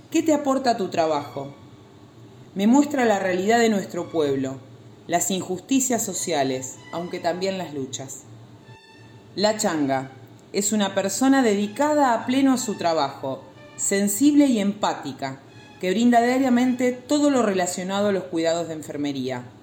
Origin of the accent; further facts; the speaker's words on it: Buenos Aires, Argentina; born there; Nací en el Hospital Rivadavia de la Ciudad Autónoma de Buenos Aires hace casi 40 años ya.